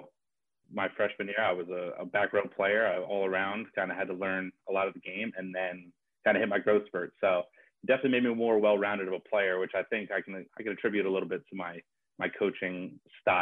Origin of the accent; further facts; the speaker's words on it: Bethlehem, Pennsylvania, United States; I grew up in Bethlehem